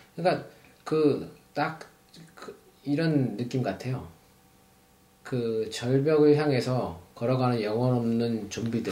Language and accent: Korean; Seoul, South Korea; moved away as an adult; also born or lived in Paju; 서울에서 태어나서 서울에 사, 살았고 결혼 어, 하기 전까지는 이제 서울에서 계속 살았으니까 서울 오래 살았죠.